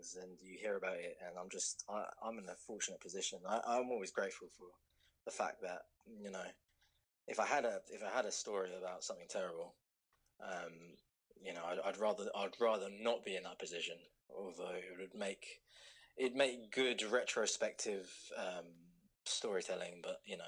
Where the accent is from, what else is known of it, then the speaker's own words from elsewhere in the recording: London, United Kingdom; I was born in London